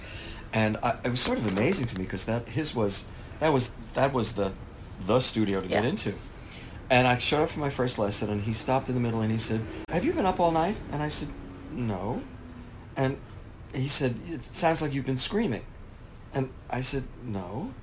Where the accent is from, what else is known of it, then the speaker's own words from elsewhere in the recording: Merrick, New York, United States; also born or lived in Little Neck, Queens, New York; We moved, as I say, from nine. It was a big deal in my childhood. We moved from Little Neck, Queens to Merrick, Long Island